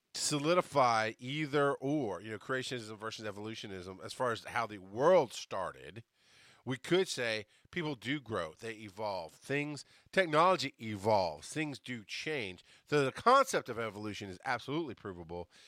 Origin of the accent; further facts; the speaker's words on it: the South, United States; I'm a Southerner.